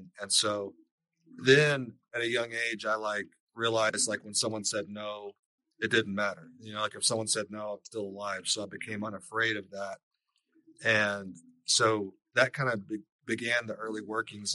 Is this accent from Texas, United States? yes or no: yes; Lubbock, Texas, United States; I grew up out in West Texas, out in Lubbock, Texas.